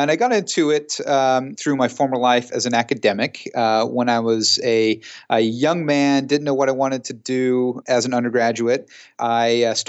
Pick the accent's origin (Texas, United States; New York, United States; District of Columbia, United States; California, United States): California, United States; San Jose; also born or lived in Australia; my hometown of San Jose